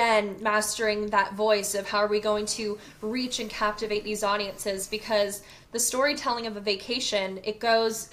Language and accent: English; Charleston, South Carolina, United States; born or raised there; moved away as an adult; now in Atlanta, United States